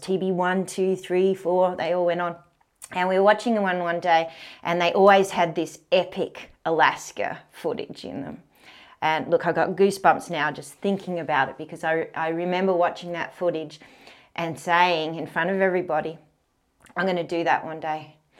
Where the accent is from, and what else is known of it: Canberra, Australian Capital Territory, Australia; born or raised there